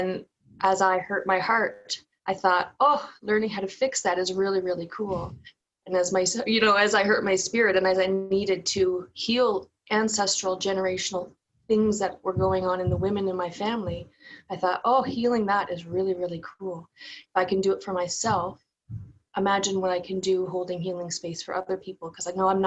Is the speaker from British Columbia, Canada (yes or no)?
no; Newfoundland and Labrador, Canada; accent: Newfoundland; moved away; also born or lived in Ontario; growing up in Newfoundland